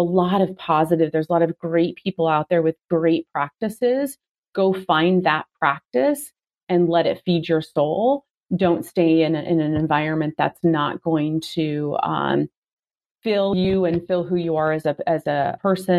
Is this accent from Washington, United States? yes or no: yes; Seattle, Washington, United States; I'm from Seattle